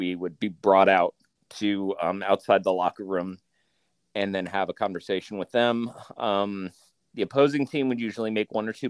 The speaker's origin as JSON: {"language": "English", "town": "Tampa", "region": "Florida", "country": "United States", "tie": "born or raised there", "also_born_or_lived": "Greensboro, North Carolina", "moved": "as an adult", "said": "So I grew up in Florida near Tampa and came to UNCG for college"}